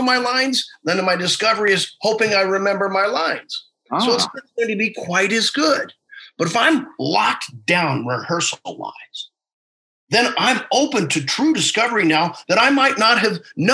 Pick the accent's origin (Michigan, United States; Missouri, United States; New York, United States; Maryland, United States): Missouri, United States; I'm from Missouri